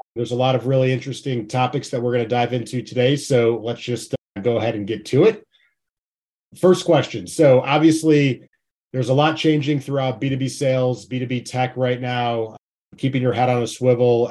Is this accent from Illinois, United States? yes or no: yes; Chicago, Illinois, United States; I'm from Chicago